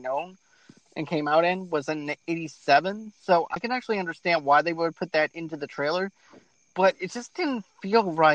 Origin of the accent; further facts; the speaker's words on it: Mississippi, United States; I'm from Mississippi